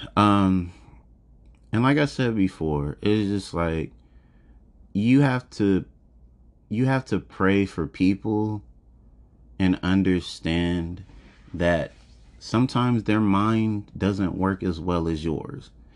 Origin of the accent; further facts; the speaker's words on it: United States; I was born and raised in America